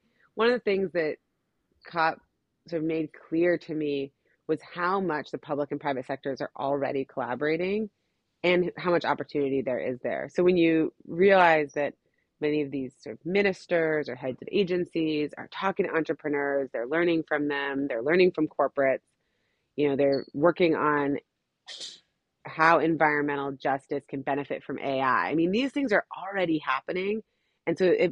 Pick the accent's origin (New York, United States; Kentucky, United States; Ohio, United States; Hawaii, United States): Hawaii, United States; I'm from Hawaii